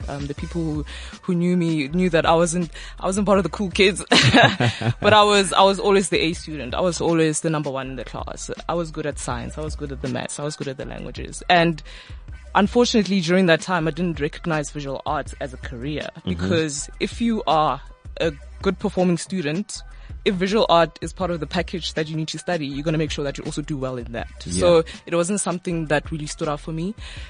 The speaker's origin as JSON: {"language": "English", "town": "Ga-Rankuwa", "region": "Gauteng", "country": "South Africa", "said": "So I'm from Harangua. {S2} Yeah. {S3} That's in Pretoria. Well, the edge of Pretoria. Some people actually think it's in the northwest, but we still say it's in Gauteng."}